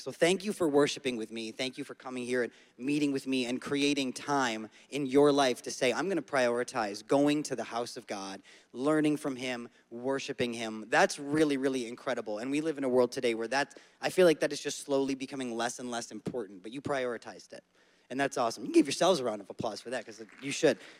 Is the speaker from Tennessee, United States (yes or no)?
no; Syracuse, New York, United States; moved away; I'm from Syracuse. I was born and raised in central New York